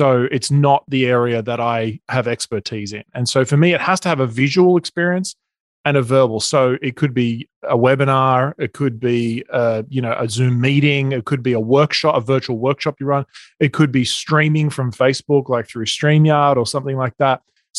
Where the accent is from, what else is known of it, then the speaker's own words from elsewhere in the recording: Australia; accent: Australian; moved away as an adult; now in Newport Beach, United States; So you can probably hear my accent. I'm Australian. We live in Newport Beach in California. We moved here about 4 years ago.